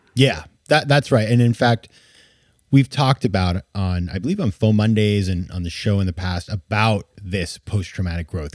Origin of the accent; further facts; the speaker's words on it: Southern Maine, United States; In Maine, in my, in my hometown